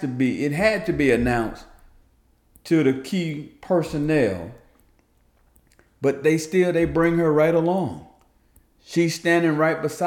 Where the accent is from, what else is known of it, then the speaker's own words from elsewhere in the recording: New Jersey, United States; New Jersey, which, by the way, is my hometown, home state